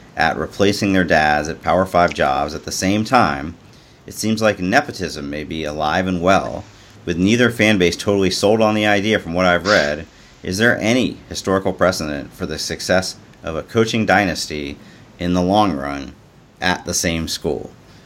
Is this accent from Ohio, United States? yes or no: yes; Cincinnati, Ohio, United States; my growing up in Cincinnati in the old Great Midwest Conference, where UC was in the same conference with those schools.